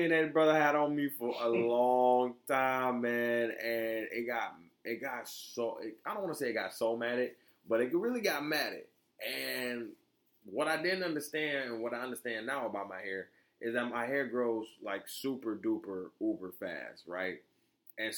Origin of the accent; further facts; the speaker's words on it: Florida, United States; I was born in Florida